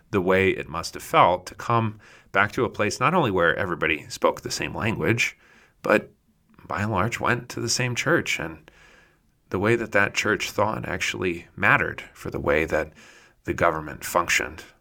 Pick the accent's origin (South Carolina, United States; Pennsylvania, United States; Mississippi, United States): Pennsylvania, United States; moved away; a Pennsylvanian from my hometown, Conrad Richter